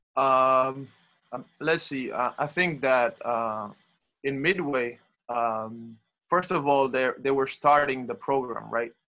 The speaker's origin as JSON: {"language": "English", "town": "Barcelona", "region": "Catalonia", "country": "Spain", "also_born_or_lived": "Talladega, Alabama", "second_language": "English", "moved": "as an adult", "said": "I'm in Madrid and I'm from Barcelona"}